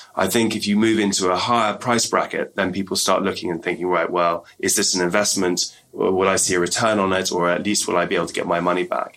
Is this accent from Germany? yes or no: no; England, United Kingdom; when I was growing up in England